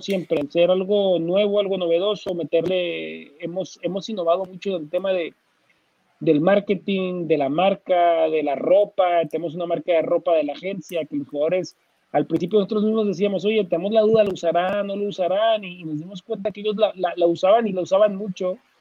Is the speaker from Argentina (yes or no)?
no; Torreón, Coahuila, Mexico; yo soy de Torreón